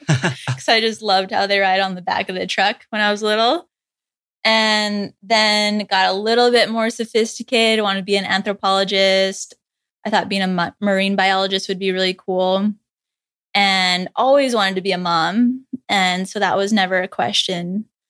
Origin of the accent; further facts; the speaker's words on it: Saskatchewan, Canada; moved away as an adult; now in Hawaii, United States; I grew up in Saskatchewan, which is in the middle of Canada.